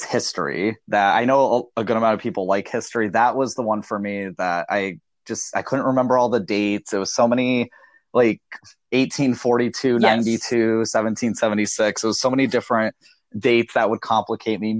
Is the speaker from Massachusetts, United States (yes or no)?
yes; Massachusetts, United States; I'm from Massachusetts